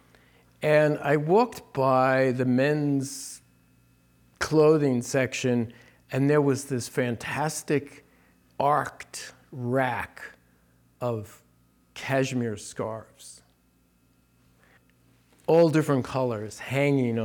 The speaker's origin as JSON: {"language": "English", "region": "New Jersey", "country": "United States", "tie": "born or raised there", "also_born_or_lived": "New York City", "moved": "as an adult", "said": "when I moved out west, I grew up in New Jersey. My parents were in New Jersey"}